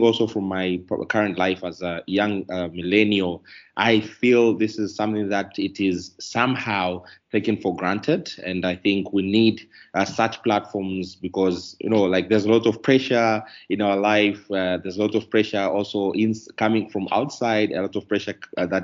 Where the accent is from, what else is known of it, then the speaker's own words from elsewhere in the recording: Tanzania; also born or lived in Dar es Salaam; I'm coming from Tanzania.